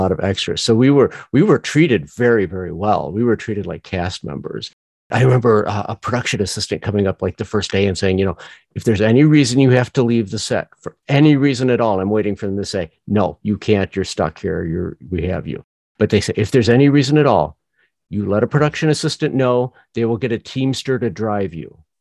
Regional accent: Northwest Indiana, United States; also born or lived in Joliet, Illinois; I was born in Joliet, raised in Northwest Indiana. So very Midwest, extremely Midwest

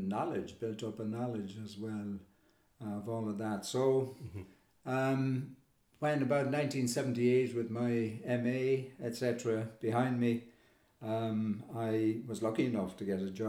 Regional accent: Kilkenny, Leinster, Ireland; I was brought up in Kilkenny

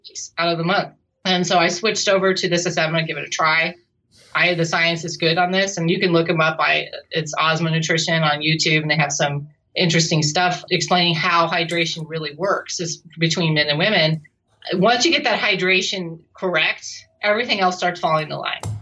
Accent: Pacific Northwest, United States; I come from the Pacific Northwest

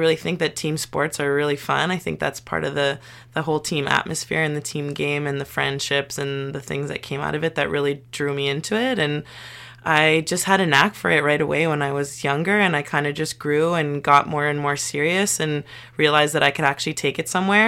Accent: Montreal, Quebec, Canada; I'm actually from Montreal, born and raised, and I grew up in a little borough called Lachine

